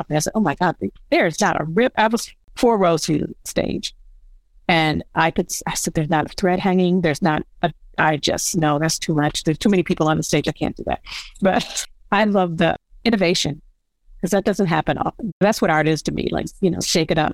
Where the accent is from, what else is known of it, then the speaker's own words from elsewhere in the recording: Buffalo, New York, United States; moved away as an adult; also born or lived in Brooklyn, New York; I moved from Brooklyn to Buffalo, New York to be with my mom